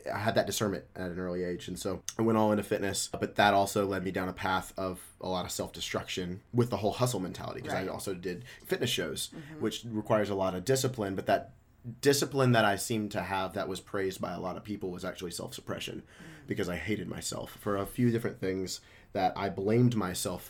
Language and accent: English; Memphis, Tennessee, United States; moved away as an adult; also born or lived in Dallas, Texas; born and raised in Memphis, Tennessee